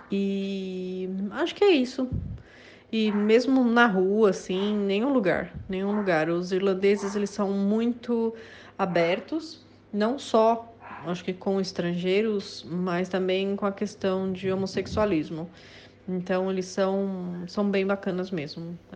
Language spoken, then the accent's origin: Portuguese; Brazil; Nunca sofremos preconceito por ser brasileiro, pelo contrário, quando a gente fala que a gente é do Brasil, eles ficam tipo super felizes